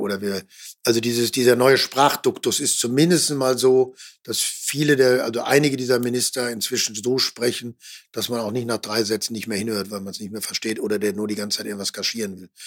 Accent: Ruhr area, North Rhine-Westphalia, Germany; ich komme ja noch aus dem Ruhrgebiet, ich bin, bin groß geworden in einem sozialdemokratischen äh, Kernland

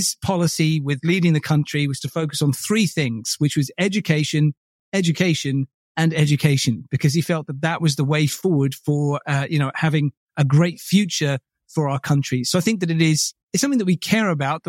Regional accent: Buckinghamshire, South East England, United Kingdom; born or raised there; also born or lived in Bromley, Kent

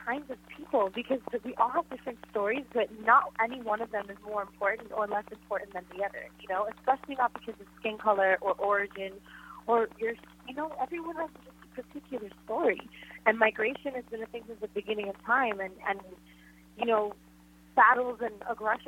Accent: Florida, United States; Florida is my home state

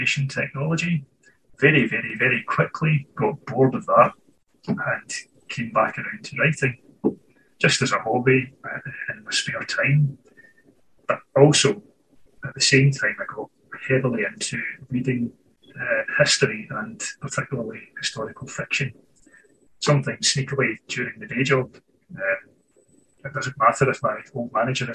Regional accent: Scotland, United Kingdom; I was born and raised in Scotland, and here I remain

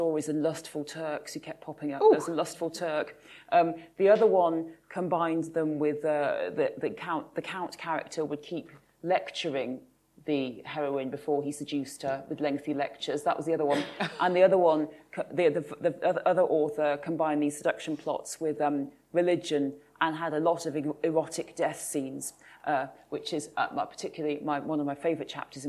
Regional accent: Kinver, West Midlands, United Kingdom; I grew up in the Midlands

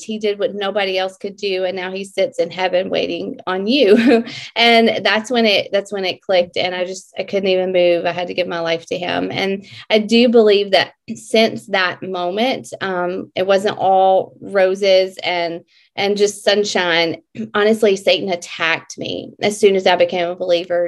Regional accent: Mississippi, United States; I am from Mississippi

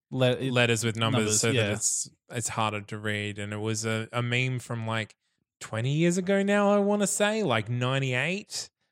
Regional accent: Australia; Just to clarify, everyone, I am a pirate because I'm Australian.

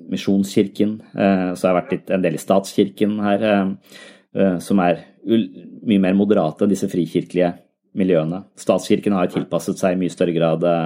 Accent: Tønsberg, Vestfold, Norway; jeg er jo fra Tønsberg selv

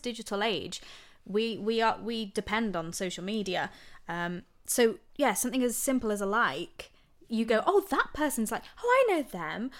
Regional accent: Lincoln, East Midlands, United Kingdom; I'm born and bred in Lincoln, Lincolnshire, in a little village

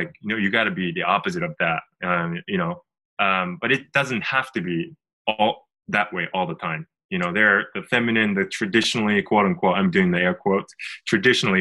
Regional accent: Japan; I'm originally from Japan, and we actually live in Tokyo

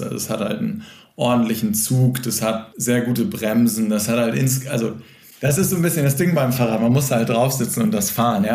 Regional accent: Cuxhaven, Lower Saxony, Germany; now in Hamburg, Germany; aus meiner Heimatstadt, aus Cuxhaven

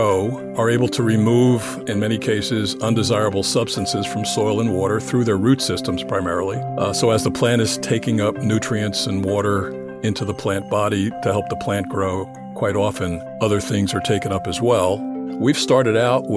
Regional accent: New Jersey, United States; I was born and raised in New Jersey, the Garden State

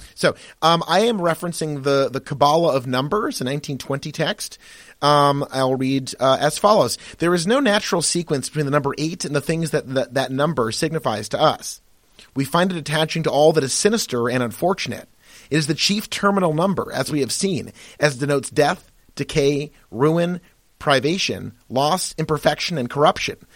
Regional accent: United States; I am American by virtue of, you know, my birth, where I live, where I pay taxes.

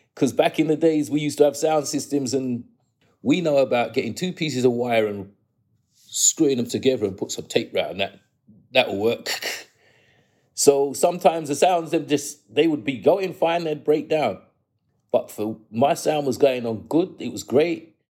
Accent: London, United Kingdom; I grew up in New Cross, and they call the New Cross crew the ghetto posse

